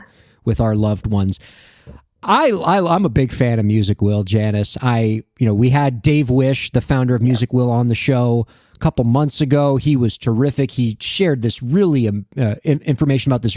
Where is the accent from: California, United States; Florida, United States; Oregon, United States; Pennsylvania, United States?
Florida, United States; Miami; we're from Miami